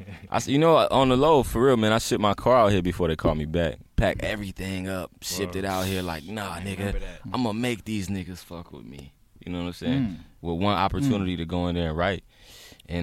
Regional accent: Raleigh, North Carolina, United States; So I'm from Raleigh.

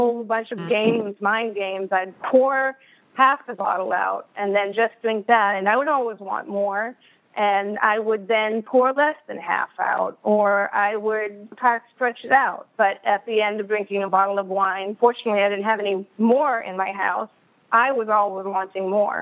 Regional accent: Boston, Massachusetts, United States; now in West Coast, United States; I'm originally from Boston, which some of you may pick up, and I'm now living on the West Coast.

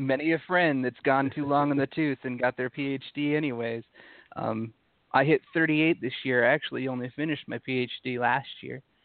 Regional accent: Utah, United States; I grew up in Utah, so um, being an atheist growing up in Utah

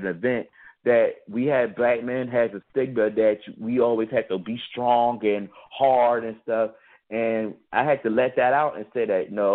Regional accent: Philadelphia, Pennsylvania, United States; now in Pittsburgh, United States; Growing up in Philadelphia, I was volunteering at hospitals

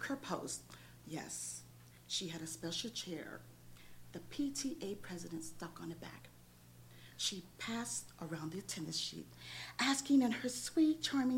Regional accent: New York, United States; now in Los Angeles, United States; I'm from New York and we don't play

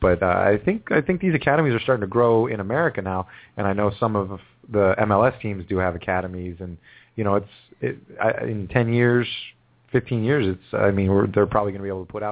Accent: United States; as an American

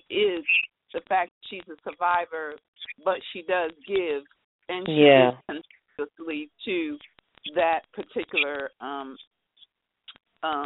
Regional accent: San Antonio, Texas, United States; I'm from San Antonio, Texas

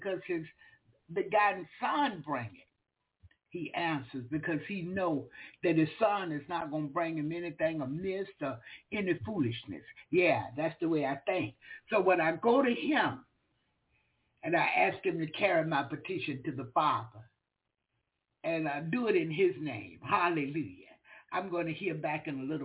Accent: the South, United States; I'm from the South

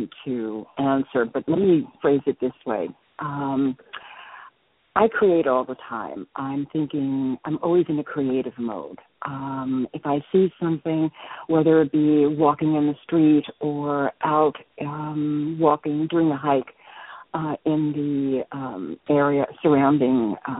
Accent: New York City, New York, United States; moved away as an adult; also born or lived in Chicago; now in Shoreline, United States; I'm originally from New York, and I spent most of my life there, and now living on the West Coast.

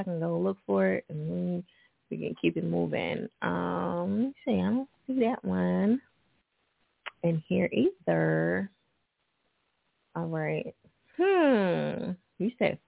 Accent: New Jersey, United States; Jersey right next to that, so, you know, that's where I'm from.

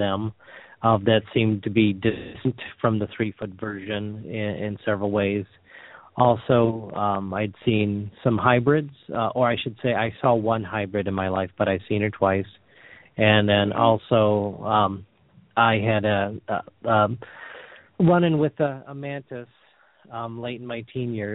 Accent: Sterling Heights, Michigan, United States; I grew up in Sterling Heights, Michigan, which is just north of Detroit

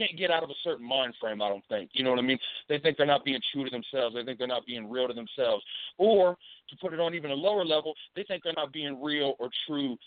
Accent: Hilltop, Bainbridge, Ohio, United States; I grew up in the Hilltop, Ohio, and I grew up in Bainbridge, Ohio

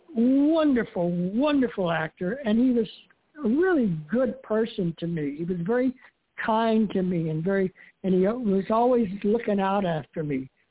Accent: Miami, Florida, United States; moved away as an adult; also born or lived in New York City; I grew up in Miami, and I left when I was 19 years old with $200 in my pocket, and headed for New York City to be an actor.

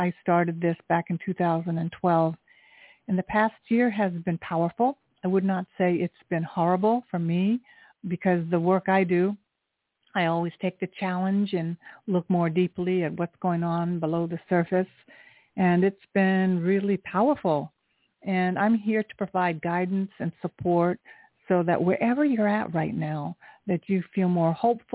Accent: Japan; I was born in Japan. I am half Japanese.

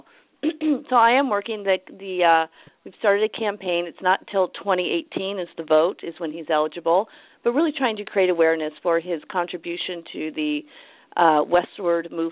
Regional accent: San Francisco, California, United States; also born or lived in Los Angeles; We moved to San Francisco when I was four

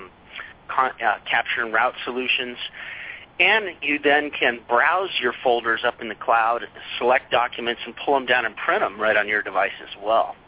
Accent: Colorado, United States; moved away as an adult; also born or lived in Indiana; I grew up in Colorado

